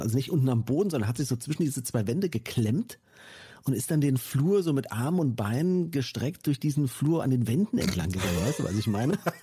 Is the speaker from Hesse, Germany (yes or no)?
yes; towards Fulda, East Hesse, Germany; moved away; in meine alte Heimat geführt, ne? Nach, nach Osthessen Richtung Fulda